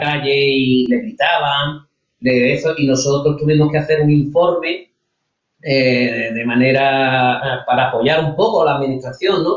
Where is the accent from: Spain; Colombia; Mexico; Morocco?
Spain